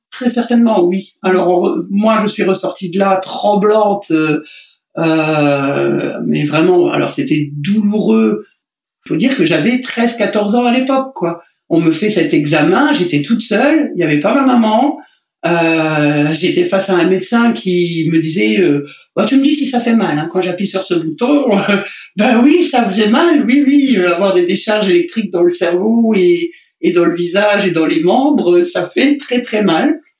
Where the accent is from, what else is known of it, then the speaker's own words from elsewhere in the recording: Lorraine, Grand Est, France; moved away; en Lorraine, là-bas, dans, dans ma région natale.